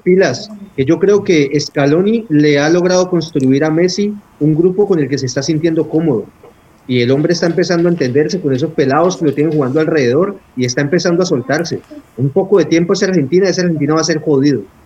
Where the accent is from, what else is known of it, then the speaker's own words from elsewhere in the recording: Colombia; aquí en Colombia nos está costando entenderlo